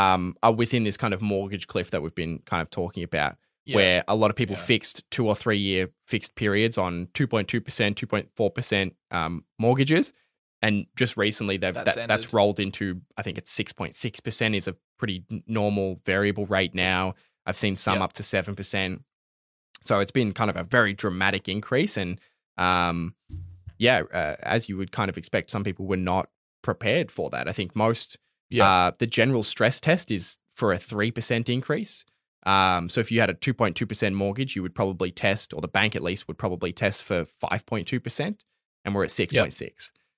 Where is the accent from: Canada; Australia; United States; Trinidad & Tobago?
Australia; like I'm not even like considering myself like Australian when I read it, which is kind